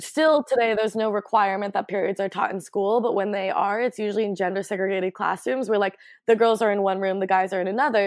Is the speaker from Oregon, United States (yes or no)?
yes; Portland, Oregon, United States; I grew up in Northwest on 18th and Flanders, like ah. right in the Alphabet District